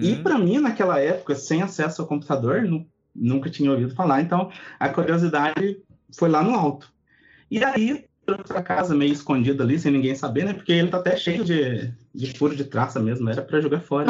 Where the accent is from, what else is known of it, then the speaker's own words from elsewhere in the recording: Itajubá, Minas Gerais, Brazil; eu, eu sou do sul de Minas